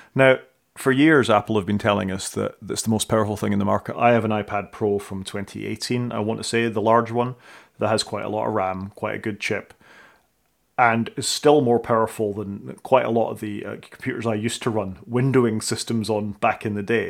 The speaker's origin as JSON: {"language": "English", "region": "Scotland", "country": "United Kingdom", "said": "I'm Scottish"}